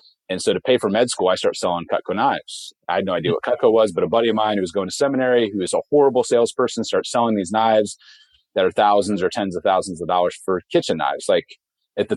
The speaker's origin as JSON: {"language": "English", "region": "Ohio", "country": "United States", "tie": "born or raised there", "said": "I grew up in Ohio on a farm, one of six kids on 47 acres"}